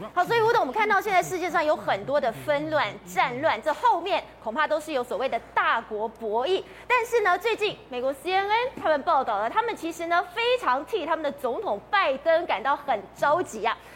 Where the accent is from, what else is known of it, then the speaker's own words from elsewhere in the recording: Taiwan; 我们台湾人还蛮勇敢的